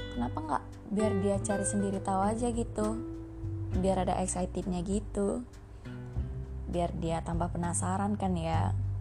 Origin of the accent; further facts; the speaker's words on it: Minangkabau, West Sumatra, Indonesia; ambo iko orang awak tapi aku nggak bisa bisa kali bahasa orang awak